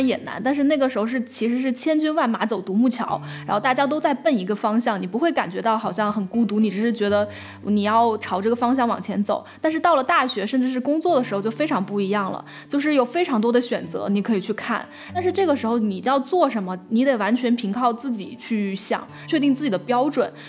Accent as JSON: {"language": "Chinese", "region": "Guangxi", "country": "China", "lives_now": "Beijing, China", "said": "我来自广西的一个五线小城市，毕业于北京的一所211高校，后来到英国念了一年研究生，今年二十六岁了，在北京已经待了快七年。"}